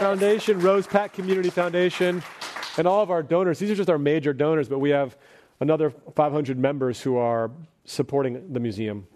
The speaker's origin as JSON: {"language": "English", "area": "Bay Area", "region": "California", "country": "United States", "tie": "born or raised there", "said": "growing up in the Bay Area"}